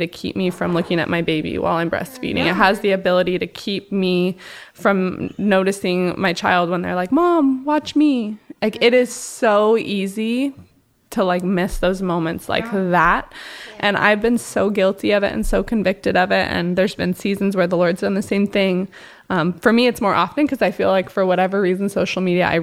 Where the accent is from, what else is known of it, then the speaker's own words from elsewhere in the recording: Portland, United States; now in Hawaii, United States; living here in Hawaii, I'm from Portland area originally